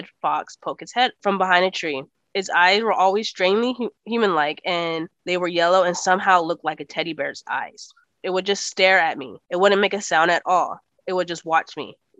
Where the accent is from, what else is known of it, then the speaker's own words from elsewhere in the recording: Texas, United States; accent: Texas; it's my Texas accent